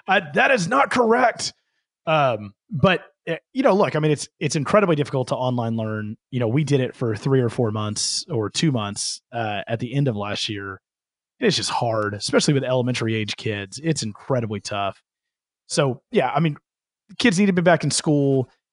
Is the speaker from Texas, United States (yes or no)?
yes; Houston, Texas, United States; I'm from Houston